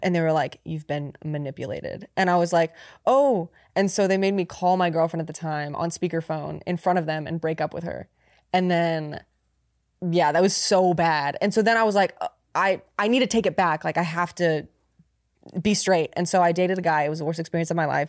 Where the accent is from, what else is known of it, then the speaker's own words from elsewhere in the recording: near Sacramento, California, United States; my hometown. It was like near Sacramento